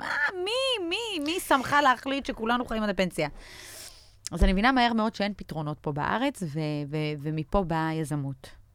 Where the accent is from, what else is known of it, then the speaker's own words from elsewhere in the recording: Israel; also born or lived in Belarus; עלינו מבלארוס בשנת 89 לארץ, אז חוויתי את כל קשיי הקליטה והעלייה האפשריים